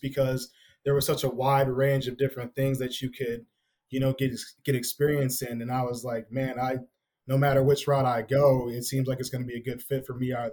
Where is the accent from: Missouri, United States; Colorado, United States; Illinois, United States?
Illinois, United States; Naperville; I'm from the Naperville, Aurora area